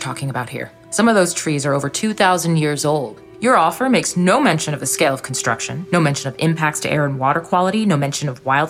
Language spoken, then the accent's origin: English; Eureka, California, United States; Right here in Eureka, actually. My parents came over from Mexico City a couple months before I was born.